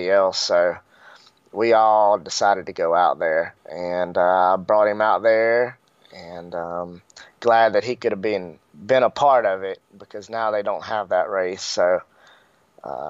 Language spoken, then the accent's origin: English; Denham Springs, Louisiana, United States; now in North Carolina, United States; I'm actually born and raised in Denham Springs, Louisiana.